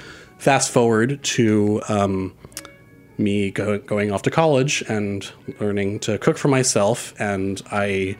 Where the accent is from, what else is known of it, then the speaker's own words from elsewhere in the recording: New York City, New York, United States; I grew up in Forest Hills, Queens, which is sort of right on the border of where like Queens becomes urban to suburban